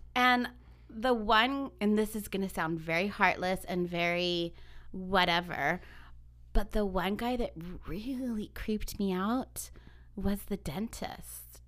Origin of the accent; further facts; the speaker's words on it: Ventura County, California, United States; we're from Ventura County